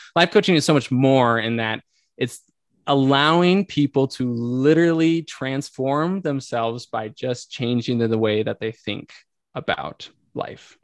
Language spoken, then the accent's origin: English; Arizona, United States; moved away as an adult; also born or lived in Italy; now in Utah, United States; I grew up in Arizona.